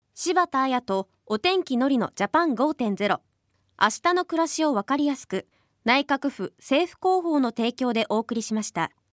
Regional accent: Nagoya, Aichi, Japan; 私は東海地方の名古屋出身なんですけど

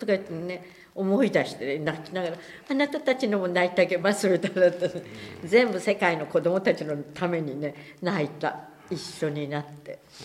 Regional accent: Hiroshima, Japan; 小学校2年生で8歳だから広島市

